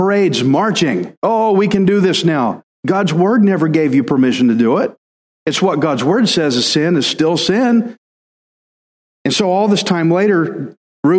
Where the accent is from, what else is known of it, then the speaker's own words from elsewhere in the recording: Alabama, United States; I'm from Al, and I'm a redneck